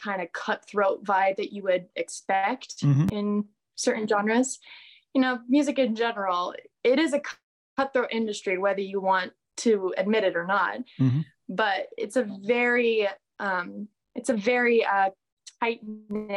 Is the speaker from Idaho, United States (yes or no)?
yes; Boise, Idaho, United States; growing up in Idaho